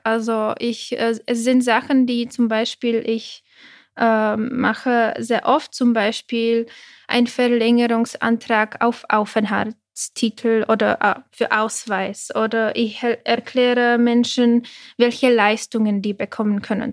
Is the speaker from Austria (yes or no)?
no; Prague, Czechia; German is a second language; moved away as an adult; now in Germany; ich habe polnische Eltern, aber ich bin in mhm. Tschechien mhm. groß geworden, also in Prag